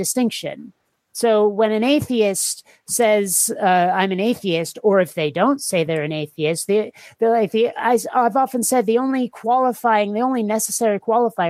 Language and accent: English; Burlington, Vermont, United States; also born or lived in Seattle; now in San Diego, United States; I was raised in Vermont, and I was raised in the one thing that can vaguely qualify as a city in Vermont, the Burlington area.